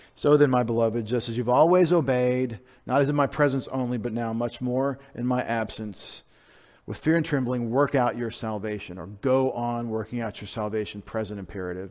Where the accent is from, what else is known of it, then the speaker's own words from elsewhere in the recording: United States; I'm an American